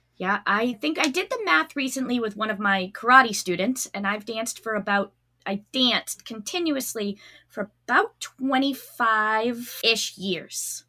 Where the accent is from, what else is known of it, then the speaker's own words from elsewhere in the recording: Massachusetts, United States; also born or lived in New Hampshire; I'm from Massachusetts